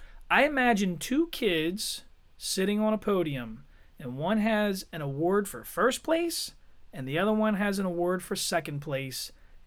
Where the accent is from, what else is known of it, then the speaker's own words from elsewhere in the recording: United States; I am an American, dude.